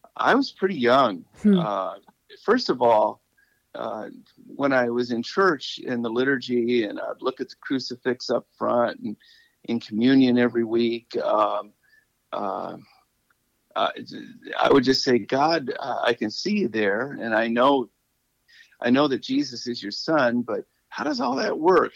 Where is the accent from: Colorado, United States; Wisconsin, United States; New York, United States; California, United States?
California, United States; Malibu; moved away as an adult; also born or lived in Ohio / Ann Arbor / Maine; I'm from Malibu, and I'm in, uh, and but now I'm living in Ohio